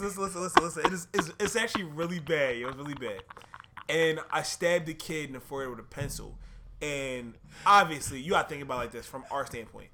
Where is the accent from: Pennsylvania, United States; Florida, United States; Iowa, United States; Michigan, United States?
Pennsylvania, United States; Philadelphia; I'm from Philly